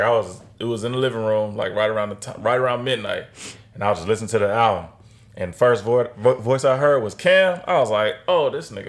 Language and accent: English; West Coast, United States; moved away; I think us growing up on the West Coast